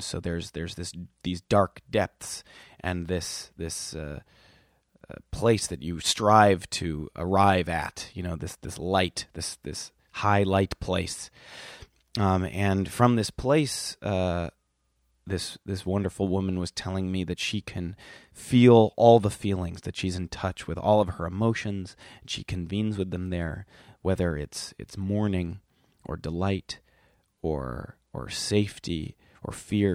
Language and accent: English; Milwaukee, Wisconsin, United States; also born or lived in Whitefish Bay, Wisconsin; now in Brooklyn, United States; a wee lad growing up in Milwaukee, Wisconsin